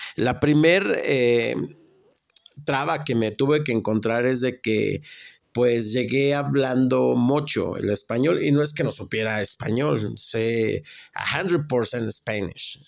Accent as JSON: {"language": "Spanish", "country": "Mexico", "also_born_or_lived": "Atlanta, Georgia, United States", "moved": "yes", "said": "soy mexicano"}